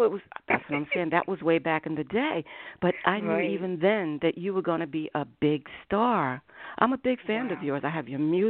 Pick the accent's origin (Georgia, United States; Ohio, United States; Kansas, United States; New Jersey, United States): New Jersey, United States; Willingboro; I'm from Willingboro, New Jersey